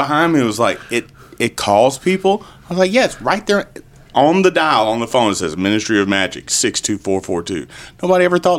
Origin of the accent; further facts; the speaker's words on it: Middle Georgia, United States; Middle Georgia.